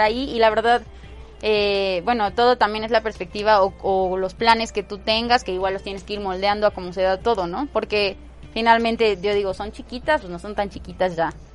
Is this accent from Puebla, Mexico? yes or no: yes; Puebla, Mexico; Yo pues soy súper poblana, nací en Puebla, en Puebla, Puebla y toda la vida he vivido aquí.